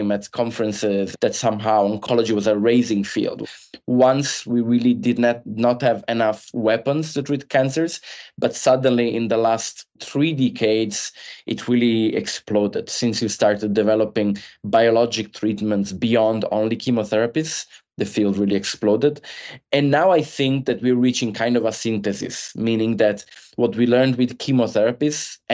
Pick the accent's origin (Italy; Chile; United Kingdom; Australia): Italy; moved away as an adult; also born or lived in Milan; now in Boston, United States; I'm originally from Italy